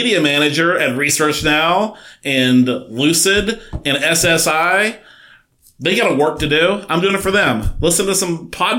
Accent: United States; as an American

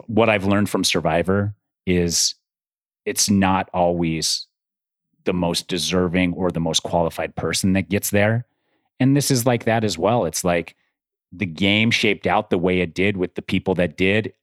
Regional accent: Utah, United States; I grew up in Utah too. I grew up at high altitude

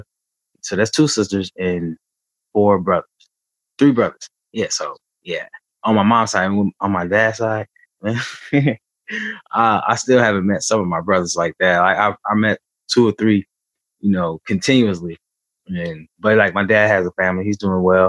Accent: Benton Harbor, Michigan, United States; also born or lived in Alabama; I was born in Benton Harbor, Michigan, back in 1984. Throughout childhood, I stayed in Alabama and Michigan, back and forth

